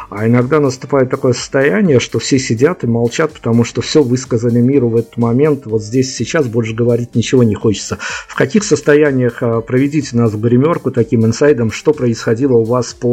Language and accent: Russian; Saint Petersburg, Russia; Прям вот если в моем родном городе, в Питере или в э, Екатеринбурге происходит все по-другому